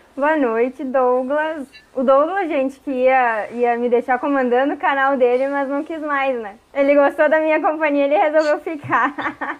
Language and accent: Portuguese; Caxias do Sul, Rio Grande do Sul, Brazil; eu sou gringa, nascida e criada em Caxias